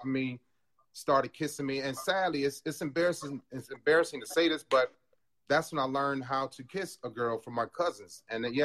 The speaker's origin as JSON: {"language": "English", "town": "Cleveland", "region": "Ohio", "country": "United States", "tie": "born or raised there", "moved": "as an adult", "lives_now": "Chicago, United States", "said": "from Cleveland, Ohio. I have three children. I have three god kids. I'm retired from the Navy. I retired in 2015, 32 years. Went to Shaw High School"}